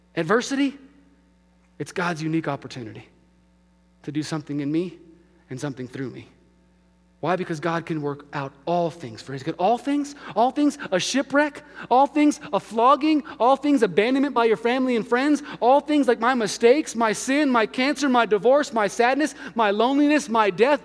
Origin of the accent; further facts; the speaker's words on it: Albuquerque, New Mexico, United States; moved away; my hometown of Albuquerque